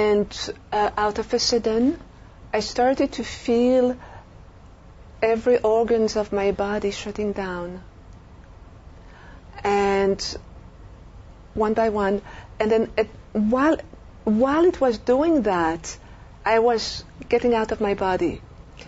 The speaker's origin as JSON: {"language": "English", "country": "Belgium", "tie": "born or raised there", "also_born_or_lived": "France", "moved": "as an adult", "lives_now": "United States", "said": "I'm French from Europe, and I grew up in Belgium, lived a few years in France"}